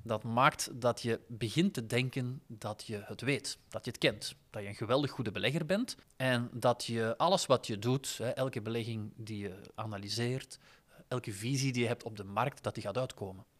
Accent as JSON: {"language": "Dutch", "region": "Flanders", "country": "Belgium", "said": "We zijn eerder geneigd om daarin te investeren, als Vlaming"}